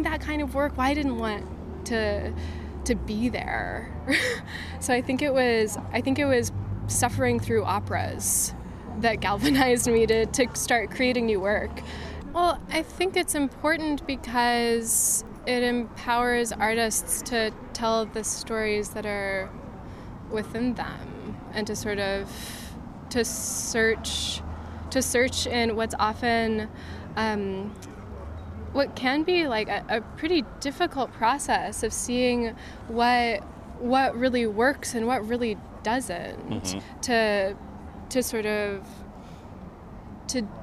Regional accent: Santa Fe, New Mexico, United States; I'm from Santa Fe, New Mexico

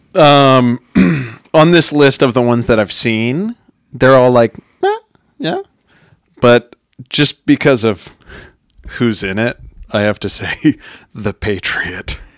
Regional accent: Wyoming, United States; I'm from Wyoming

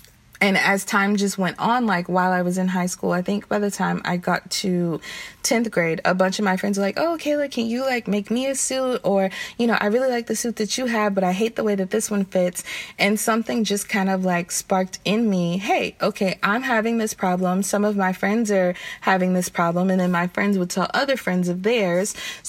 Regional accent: the South, United States; I'm from the South, so every time summer would come around or spring break would come around

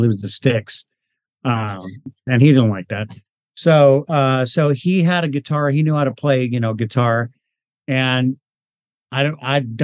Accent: Los Angeles, California, United States; I grew up in Hollywood

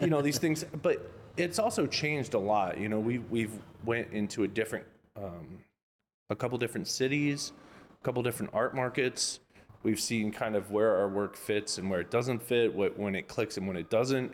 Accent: Orlando, Florida, United States; now in Los Angeles, United States; I'm from Orlando, Florida, technically

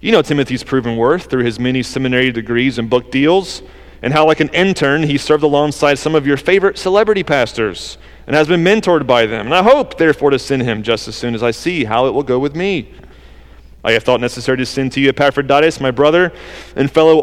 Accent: the South, United States; accent: southern; That's my southern accent

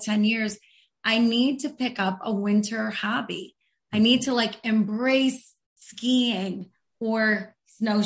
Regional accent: Grand Rapids, Michigan, United States; I'm from Grand Rapids, Michigan

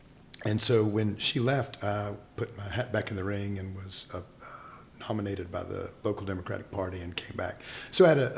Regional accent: Charlotte, North Carolina, United States; moved away as an adult; now in Raleigh, United States; I was actually born and raised in Charlotte.

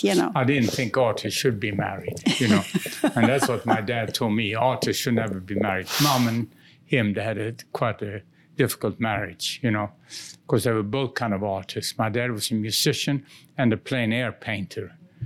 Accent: Gothenburg, Västra Götaland, Sweden; English is a second language; I'm from the West Coast.

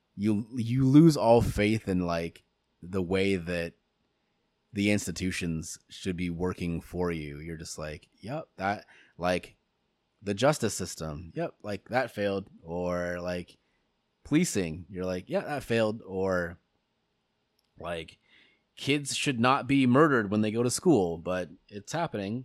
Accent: United States; it is our civic duty as American citizens

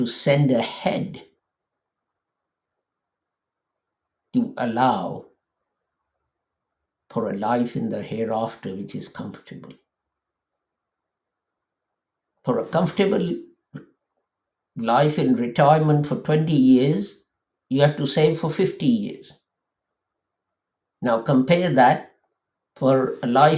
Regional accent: Lahore, Punjab, Pakistan; moved away; I come from Pakistan and we used to live in a place called Lahore, a big city.

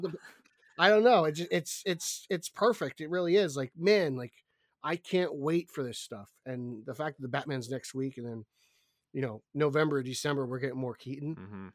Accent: New Jersey, United States; in my home state

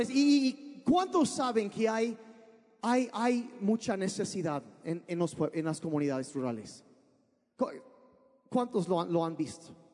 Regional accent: Sonora, Mexico; also born or lived in United States / Sinaloa; Yo crecí, ah, nací en Estados Unidos, pero cuando yo tenía cuatro años de edad, mis papás se vinieron a México. Y, y vivimos en el norte de México, en lo que es Sonora y Sinaloa

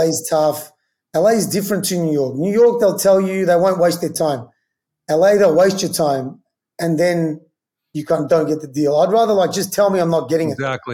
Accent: Melbourne, Victoria, Australia; also born or lived in New York; now in Los Angeles, United States; I'm from Melbourne, where kind of Australian football started

